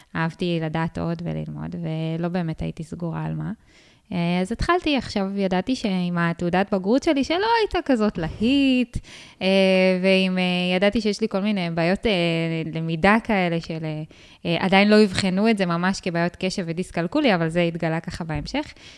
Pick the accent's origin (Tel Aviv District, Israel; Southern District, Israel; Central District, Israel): Southern District, Israel; Ashdod; אני מאשדוד